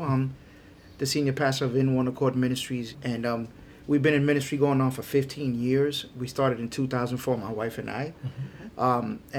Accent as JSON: {"language": "English", "region": "New York", "country": "United States", "moved": "yes", "lives_now": "Florida, United States", "said": "You know, I'm a transplant from New York. I've been in Florida since 1988. So it's going on 32, 33 years. And we came over here and we raised our children here in South Florida."}